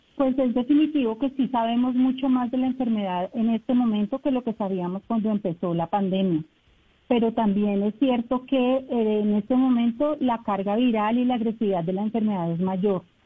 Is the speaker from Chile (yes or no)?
no; Bogotá, Colombia; moved away as an adult; now in Leticia, Colombia; yo soy de Bogotá, yo llegué en agosto